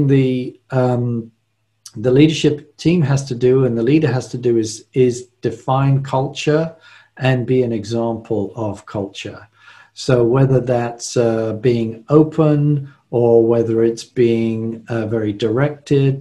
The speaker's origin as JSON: {"language": "English", "region": "London", "country": "United Kingdom", "tie": "born or raised there", "moved": "as an adult", "lives_now": "United States", "said": "I was born and raised in London, England"}